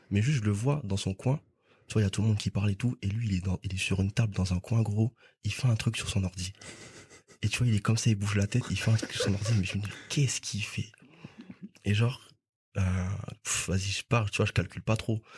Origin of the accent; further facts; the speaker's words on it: Guadeloupe; moved away as an adult; now in France; je me souviens juste avant de venir en France parce que de base je viens de Guadeloupe